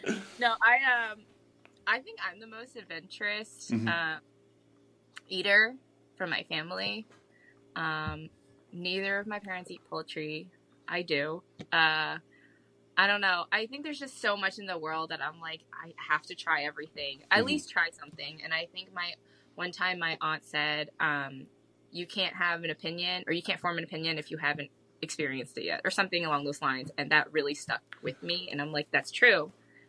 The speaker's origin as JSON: {"language": "English", "region": "West Virginia", "country": "United States", "lives_now": "Wisconsin, United States", "said": "So I, before coming to Wisconsin, I was from West Virginia. A lot of hunters there."}